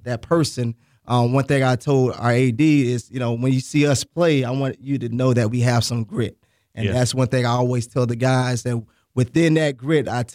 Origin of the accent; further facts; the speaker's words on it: Boca Raton, Florida, United States; I'm from Boca Raton, Florida